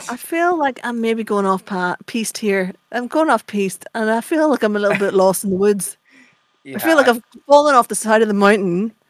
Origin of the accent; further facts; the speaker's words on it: Ireland; I'm Irish